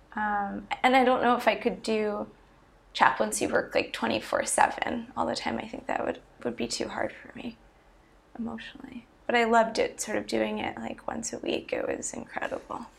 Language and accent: English; Long Island, New York, United States; moved away as an adult; also born or lived in Philadelphia, Pennsylvania; I grew up on Long Island, New York, and then I went to college at the University of Pennsylvania in Philadelphia